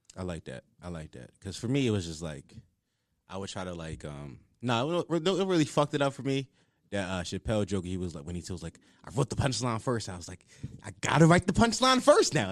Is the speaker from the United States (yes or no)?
yes; Philadelphia, Pennsylvania, United States; I'm from Uptown